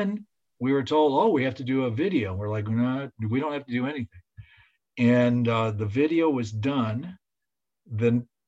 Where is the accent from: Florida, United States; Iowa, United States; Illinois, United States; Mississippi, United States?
Illinois, United States; Chicago; I'm from Chicago